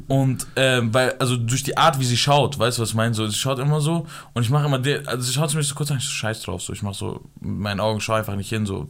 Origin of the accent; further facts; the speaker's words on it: Afghanistan; ich bin Afghaner